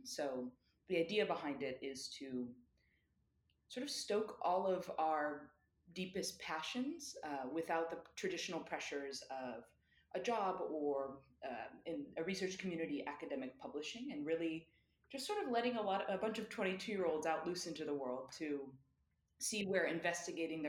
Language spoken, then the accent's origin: English; United States; moved away as an adult; my identity as an American, which is one that I never really thought much about because I never lived nor really traveled outside of the United States